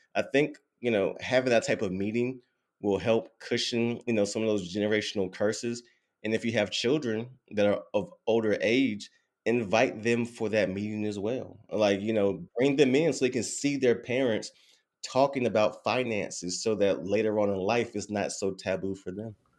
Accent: Durham, North Carolina, United States; born and raised in Durham, North Carolina

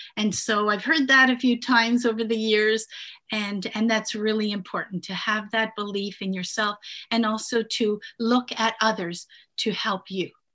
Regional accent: Canada; born or raised there; English is a second language; also born or lived in Italy

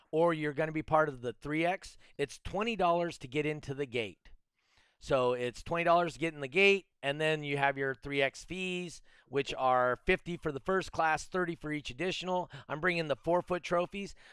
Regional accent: California, United States; accent: California; Could you hear my strong California accent?

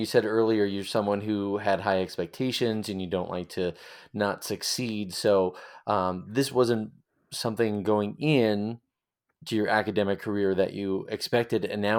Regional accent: Long Island, New York, United States; accent: Long Island; being a native Long Islander myself, and we always talk real fast all the time because we were always in a hurry. Long Island accent slipping back in there.

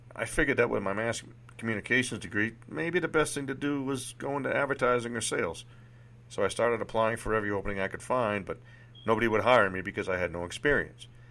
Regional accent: Litchfield, New Hampshire, United States; moved away; also born or lived in Nashua, New Hampshire; I was born in Nashua, New Hampshire, the youngest of three children. I grew up in one of those sleepy little bedroom, bedroom towns that you always hear about. It was called Litchfield, New Hampshire

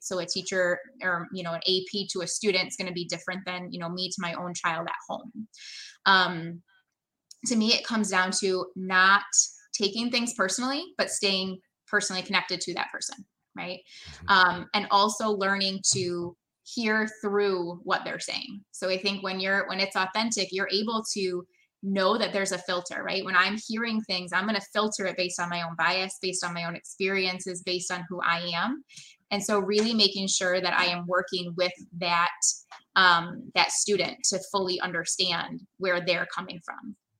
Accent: Brampton, Ontario, Canada; now in United States; I was born in Brampton outside of Toronto

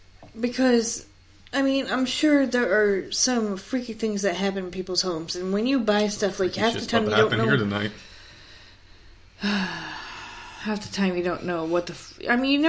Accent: Schenectady, New York, United States; I'm from Schenectady.

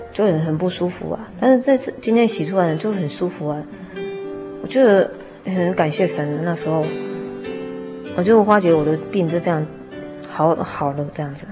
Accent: Zhunan, Miaoli County, Taiwan; 以前是住在，呃， 苗栗县竹南镇，啊。农凤里那边。从小是在那个传统的信仰家庭里长大的

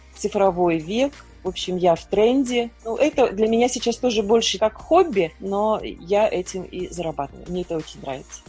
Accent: Kyrgyzstan; moved away as an adult; я же вообще из Киргизии, и у нас там была война

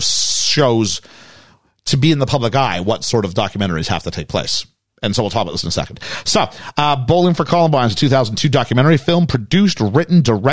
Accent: Canada; also born or lived in United States; now in United Kingdom; For my experience as a Canadian

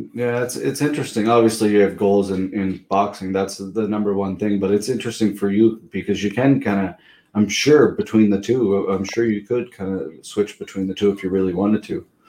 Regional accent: Pictou, Nova Scotia, Canada; I'm from Pictou, but Truro was pretty close.

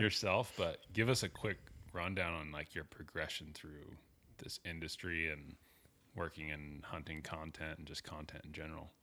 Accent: Coeur d'Alene, Idaho, United States; I was growing up in Coeur d'Alene

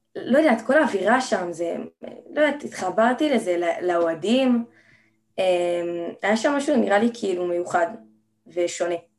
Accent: Jerusalem, Jerusalem District, Israel; אני בת 17, אה, מירושלים

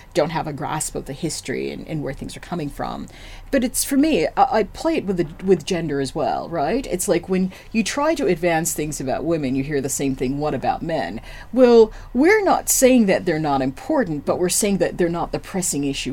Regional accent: United States; I'm African American

